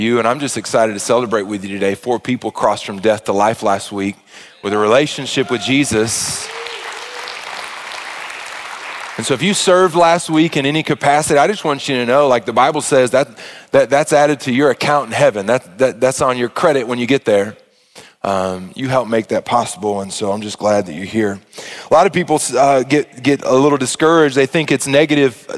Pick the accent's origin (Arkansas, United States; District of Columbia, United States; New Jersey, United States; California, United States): Arkansas, United States; I was a single child growing up in Arkansas